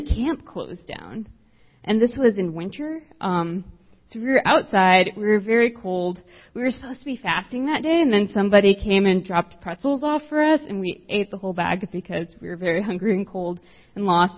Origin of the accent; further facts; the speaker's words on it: South Texas, United States; I grew up in South Texas, as far south as you could possibly go. And so I grew up right on the border of the United States and Mexico.